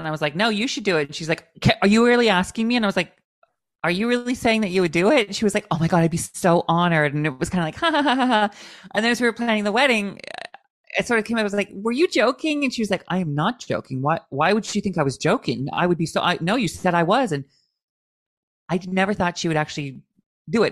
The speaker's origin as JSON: {"language": "English", "region": "Washington", "country": "United States", "tie": "born or raised there", "also_born_or_lived": "Palm Springs / Los Angeles", "moved": "yes", "lives_now": "Long Island, United States", "said": "where I grew up in Washington State"}